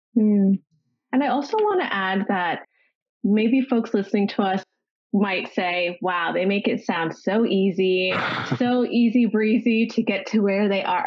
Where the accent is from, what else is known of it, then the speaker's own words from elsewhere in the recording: Ontario, Canada; now in Los Angeles, United States; I'm originally from Ontario and I am currently living in Los Angeles